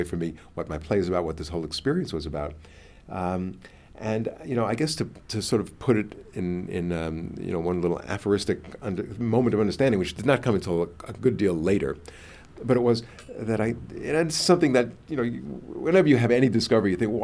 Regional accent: New York, United States; I'm from New York

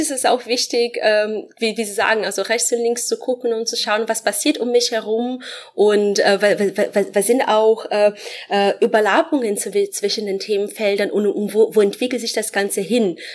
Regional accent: Brazil; German is a second language; moved away as an adult; now in Frankfurt, Germany; Ich komme ursprünglich aus Brasilien.

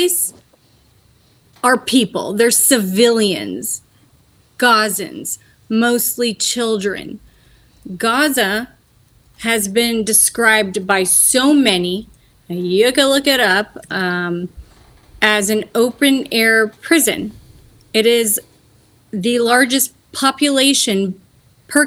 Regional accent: Springfield, Illinois, United States; moved away as an adult; now in Jordan; I was born and raised in America, Springfield, Illinois

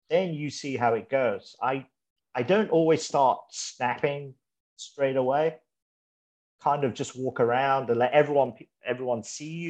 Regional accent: Malaysia; born there; I was born in Malaysia, but I moved around the, the world for a few bit.

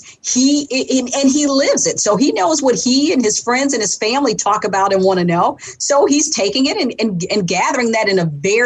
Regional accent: Detroit, Michigan, United States; I grew up on the East Side, and I used to live down the street. I grew up from where the boat races were focused

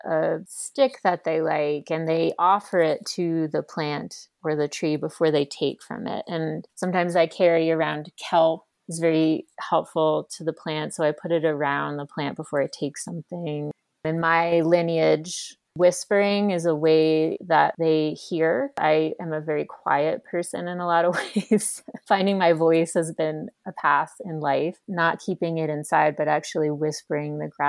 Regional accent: New York, United States; now in Boulder, United States; I am from New York

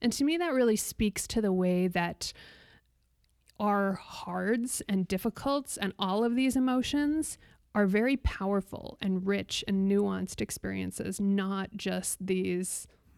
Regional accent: Arizona, United States; born there; also born or lived in South Dakota / Turkey; So I lived everywhere from, I was born in Arizona, but I lived everywhere from South Dakota to Turkey. So I've kind of been all over.

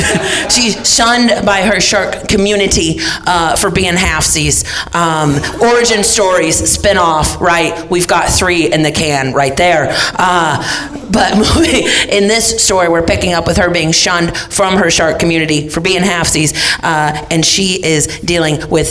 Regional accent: Los Angeles, California, United States; Los Angeles.

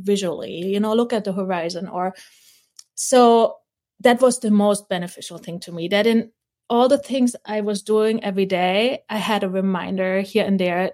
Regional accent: East Germany, Germany; moved away; also born or lived in Hawaii; I was born in East Germany. You got picked from a kindergarten if you had a good, you know, body posture, and we're put in class at a very early age

